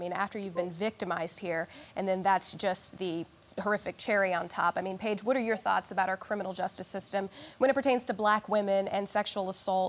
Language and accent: English; Kansas City, Missouri, United States; I'm from Kansas City, Missouri